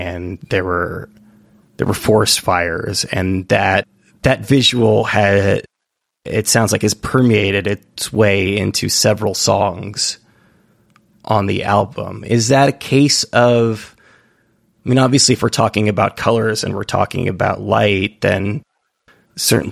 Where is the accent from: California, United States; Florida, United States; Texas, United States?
California, United States; now in New York, United States; I'm from California and I'm in New York